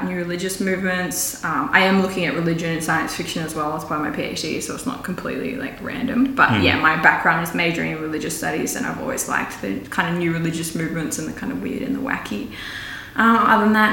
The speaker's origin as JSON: {"language": "English", "town": "Ballina", "region": "New South Wales", "country": "Australia", "tie": "born or raised there", "also_born_or_lived": "Lismore / Byron Bay / Sydney", "said": "I was born in Lismore in a teepee"}